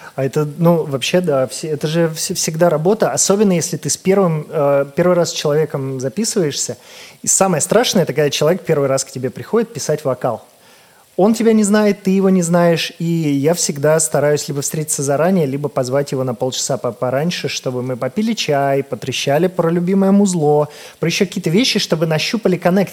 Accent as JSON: {"language": "Russian", "town": "Volgograd", "region": "Volgograd Oblast", "country": "Russia", "tie": "born or raised there", "said": "я из Волгограда сам"}